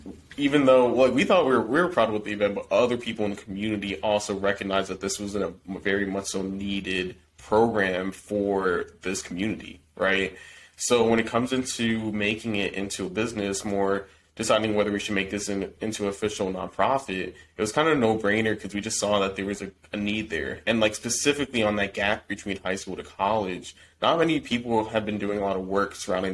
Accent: New Jersey, United States; we're from New Jersey, small town, predominantly white town.

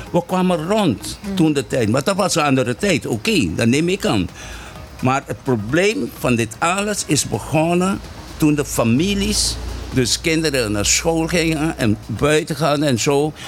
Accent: Caribbean Netherlands; first language Papiamento; Dutch is a second language; also born or lived in Rincon, Bonaire; hier op Bonaire

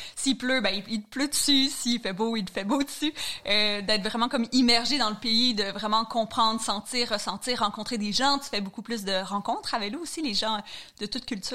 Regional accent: Chandler, Quebec, Canada; accent: Gaspé (not strong); moved away; je suis originaire de la Gaspésie, puis, euh, comme, euh, toute personne qui vient de région, j'ai quand même la chance d'avoir grandi dans la nature

